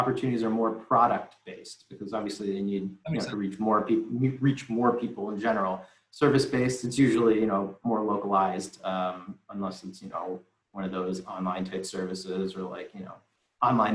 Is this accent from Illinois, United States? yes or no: yes; Deerfield, Illinois, United States; I'm from Deerfield